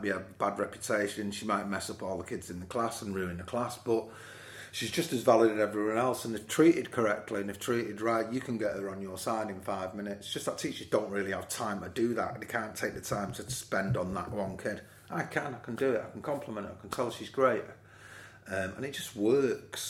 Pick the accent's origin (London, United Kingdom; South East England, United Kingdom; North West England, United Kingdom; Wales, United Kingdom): North West England, United Kingdom; Manchester; growing up in Moss Side and Fallowfield